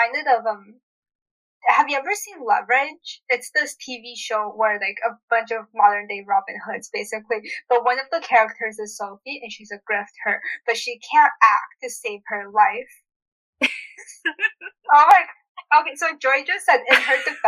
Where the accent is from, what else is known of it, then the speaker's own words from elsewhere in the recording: United States; I'm originally from the state